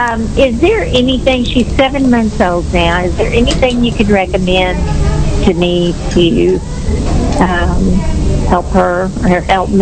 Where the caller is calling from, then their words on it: Richardson, Texas, United States; I'm calling from Richardson, Texas.